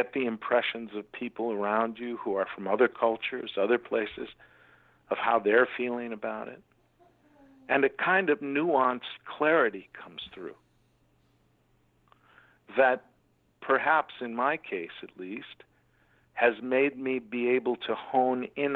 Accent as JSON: {"language": "English", "town": "Chicago", "region": "Illinois", "country": "United States", "tie": "born or raised there", "moved": "yes", "said": "But I grew up in America. The land that we're talking about was Chicago"}